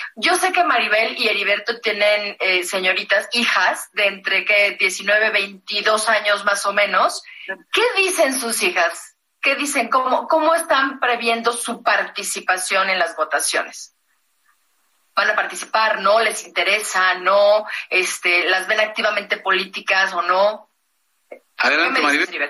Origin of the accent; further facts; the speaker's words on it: Mexico; somos mexicanos